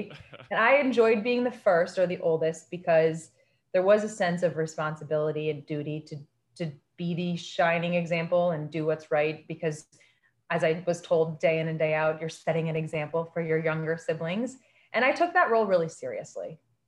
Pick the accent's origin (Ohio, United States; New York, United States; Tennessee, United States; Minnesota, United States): Minnesota, United States; Winona; So I grew up in Winona, Minnesota, which is a small to medium-sized town nestled on the Mississippi River in the southeastern part of the state. And it's one of those towns where everybody knows everyone